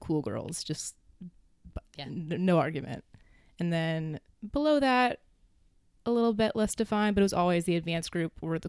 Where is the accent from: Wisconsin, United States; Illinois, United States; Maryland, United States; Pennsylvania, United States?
Maryland, United States; right outside DC; Right outside D.C. in Maryland.